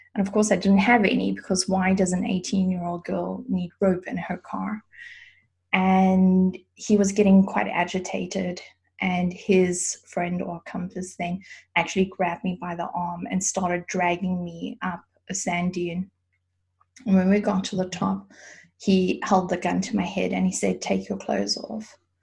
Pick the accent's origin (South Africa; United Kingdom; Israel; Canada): South Africa; now in Germany; I grew up in South Africa